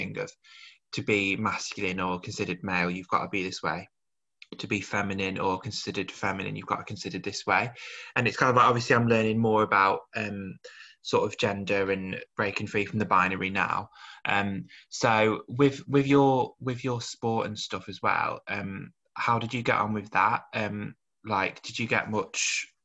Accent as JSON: {"language": "English", "town": "Birmingham", "region": "West Midlands", "country": "United Kingdom", "said": "both from Birmingham"}